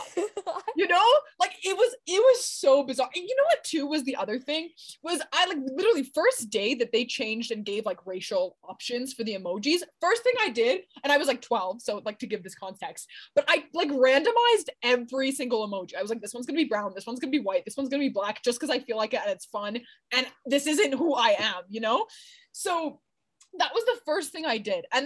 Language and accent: English; Iran; have you ever heard of the Persian rug, my friend? I'm from Iran.